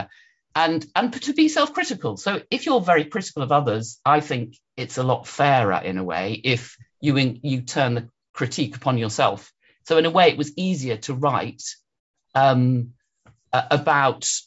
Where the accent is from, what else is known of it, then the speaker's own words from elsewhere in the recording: London, United Kingdom; also born or lived in Edinburgh; I was brought up in London